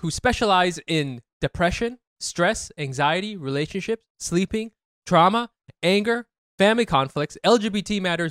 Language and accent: English; Orange County, California, United States; born or raised there; now in New York, United States